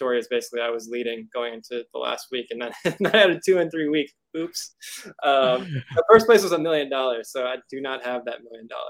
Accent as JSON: {"language": "English", "town": "Houston", "region": "Texas", "country": "United States", "said": "I'm from Houston"}